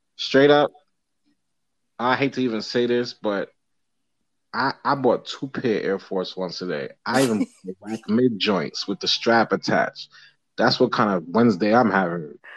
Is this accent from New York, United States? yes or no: yes; New York City, New York, United States; growing up in New York